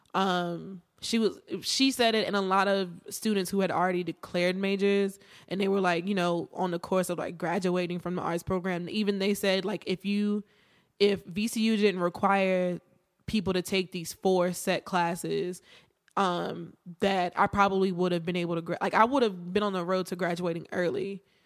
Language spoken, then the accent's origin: English; Martinsville, Virginia, United States; I am from Virginia, small town, Martinsville